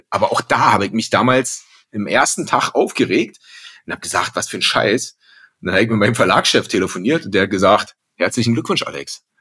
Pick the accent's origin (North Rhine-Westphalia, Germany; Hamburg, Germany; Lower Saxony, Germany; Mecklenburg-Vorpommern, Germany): Mecklenburg-Vorpommern, Germany; Rostock; ich komme gebürtig aus Rostock, bin da die ersten zehn Jahre aufgewachsen und da ist natürlich Fisch allgegenwärtig.